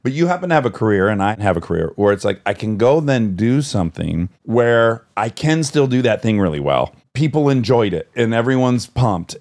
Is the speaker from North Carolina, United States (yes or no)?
no; Detroit, Michigan, United States; I'm from Detroit